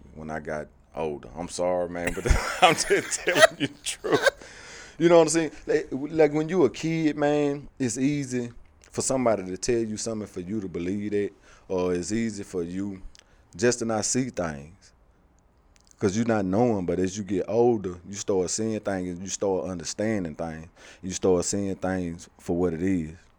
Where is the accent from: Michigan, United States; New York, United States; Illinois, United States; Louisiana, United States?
Louisiana, United States; Shreveport; moved away as an adult; also born or lived in Haughton, Louisiana; growing up in Shreveport